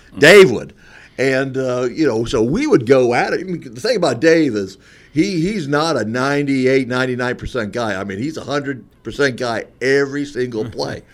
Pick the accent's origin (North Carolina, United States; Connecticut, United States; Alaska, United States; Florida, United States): Florida, United States; moved away; I'm from Florida